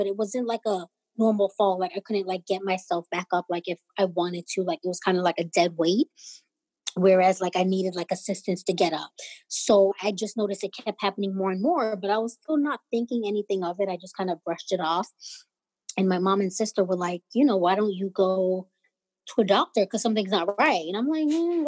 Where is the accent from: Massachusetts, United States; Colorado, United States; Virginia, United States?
Massachusetts, United States; Cambridge; I am from Cambridge, Massachusetts